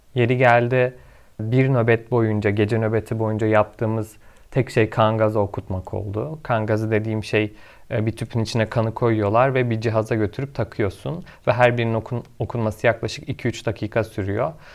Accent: Kahramanmaraş, Turkey; doksan yedi yılında Kahramanmaraş'ta doğdum.

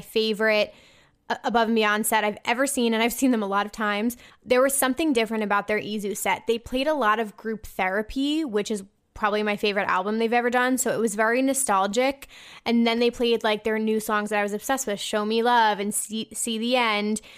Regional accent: New Jersey, United States; I'm from New Jersey

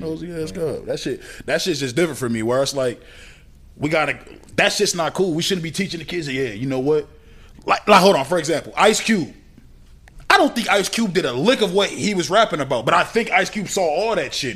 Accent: Minnesota, United States; I'm from Minnesota

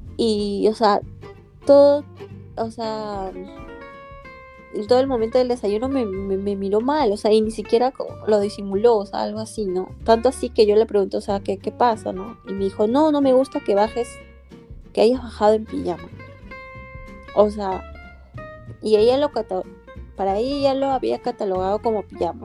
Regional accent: Peru; moved away as an adult; now in Maryland, United States; yo vengo de Perú, tengo actualmente 31 años

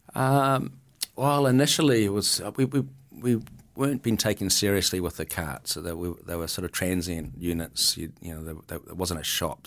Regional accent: Milford, Auckland, New Zealand; as a kid growing up in Milford, um, in the seventies

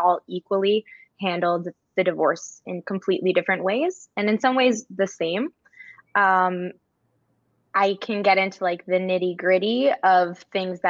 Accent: New Jersey, United States; now in Maine, United States; I'm currently a school psychologist in Maine and I'm originally from New Jersey.

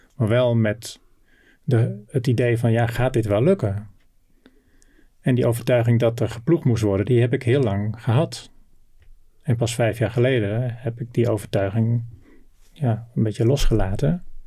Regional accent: Noordoostpolder, Flevoland, Netherlands; also born or lived in North Brabant / Groningen; geboren in Brabant. En toen ik vijf was, eh, met mijn ouders naar eh, Flevoland, naar de Noordoostpolder verhuisd. Daar konden mijn ouders een, eh, een heel mooi, modern bedrijf pachten

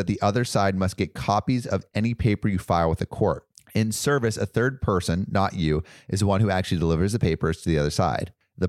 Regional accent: California, United States; I'm from California.

